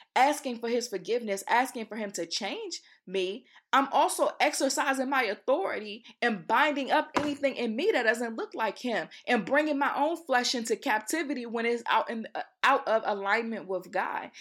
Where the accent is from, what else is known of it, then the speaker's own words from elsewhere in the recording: Accokeek, Maryland, United States; also born or lived in Baltimore, Maryland; I'm from Accokeek, Maryland